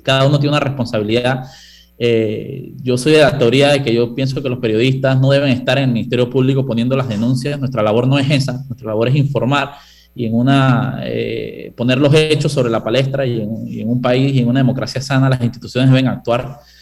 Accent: Panama; yo soy panameño

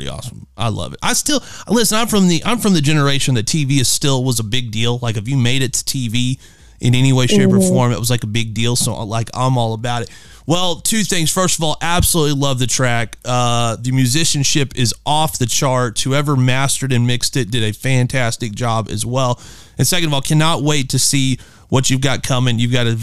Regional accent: Midwest, United States; I'm from the Midwest

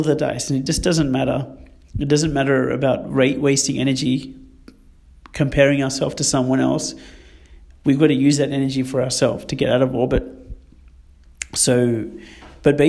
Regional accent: Sydney, New South Wales, Australia; growing up in Western Sydney

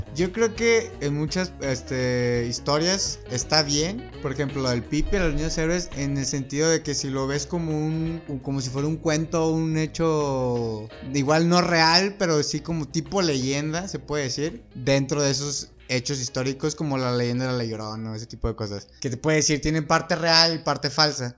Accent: Mexico; Y nosotros somos Estados Unidos mexicanos.

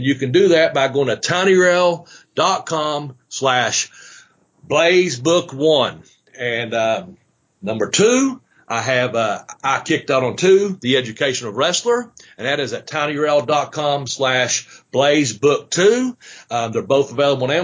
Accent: United States; here at my hometown, in the Boyd County community

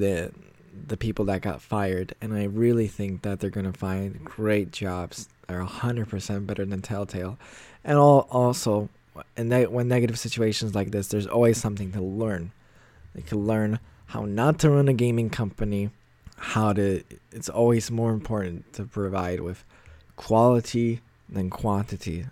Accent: United States; moved away as an adult; now in Poland; I was born and raised in the States.

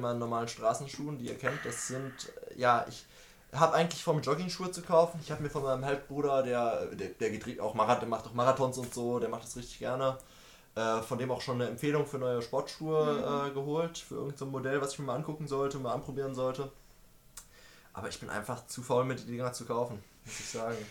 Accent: Münster, North Rhine-Westphalia, Germany; Ich bin in Münster geboren und ich werde mein Leben wahrscheinlich zum Großteil in Münster leben

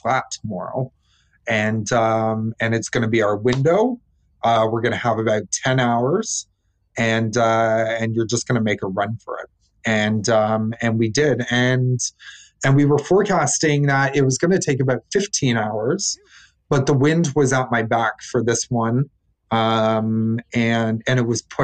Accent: Canada; I'm a Canadian

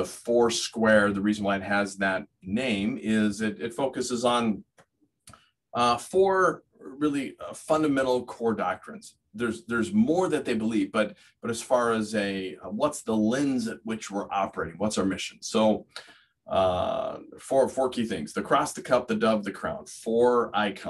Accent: California, United States; moved away as an adult; also born or lived in Fresno, California; now in Steubenville, Ohio, United States; I grew up in California. We're California natives, myself, my wife, my parents, her parents, and for many generations

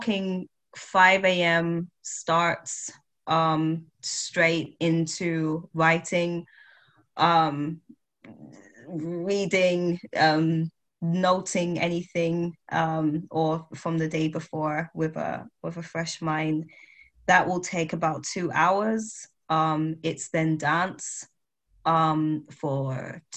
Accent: United Kingdom; I am Black British, West Indian.

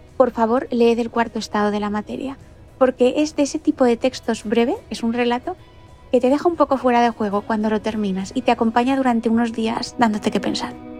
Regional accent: Valencia, Valencian Community, Spain; now in Madrid, Spain; Soy valenciana

